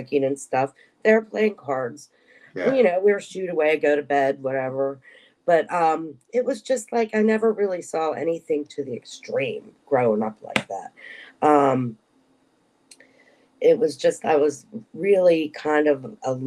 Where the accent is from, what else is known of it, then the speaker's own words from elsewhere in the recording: Pittsburgh, Pennsylvania, United States; moved away as an adult; also born or lived in Harrisburg, Pennsylvania; when I graduated high school, I moved from Pittsburgh to Harrisburg